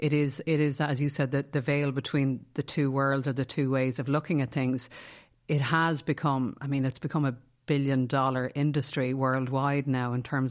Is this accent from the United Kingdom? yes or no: no; Connemara, Connacht, Ireland; I grew up in Connemara.